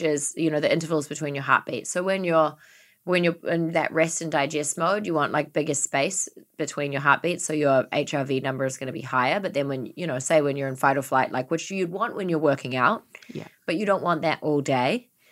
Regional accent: New Zealand; moved away; growing up in New Zealand, having so much grass and everything like

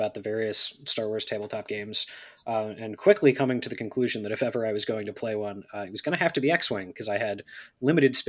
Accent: West Virginia, United States; also born or lived in greater Philadelphia area; now in Philadelphia, United States; Originally West Virginia

